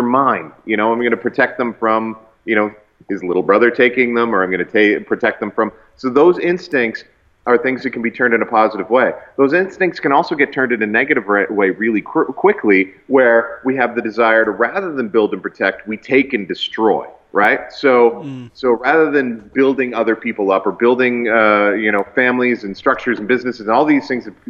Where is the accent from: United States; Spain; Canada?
Canada; as a Canadian